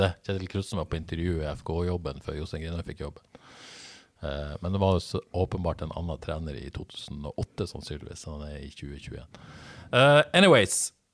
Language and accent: Norwegian; Bodø, Nordland, Norway; moved away; Jeg er bare fra Bodø